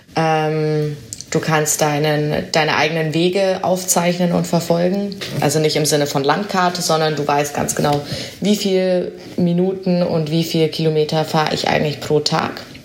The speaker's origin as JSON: {"language": "German", "town": "Augsburg", "region": "Bavaria", "country": "Germany", "also_born_or_lived": "Berlin", "moved": "as an adult", "lives_now": "Amsterdam, Netherlands", "said": "ich komme ja nicht aus den Niederlanden, ich komme aus Augsburg, äh, im schönen Bayerland"}